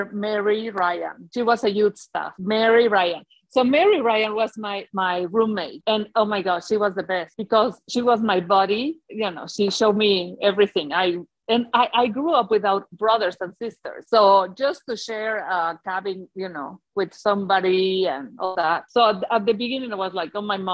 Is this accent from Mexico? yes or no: yes; Mexico; English is a second language; moved away as an adult; also born or lived in London; And I said, Mexico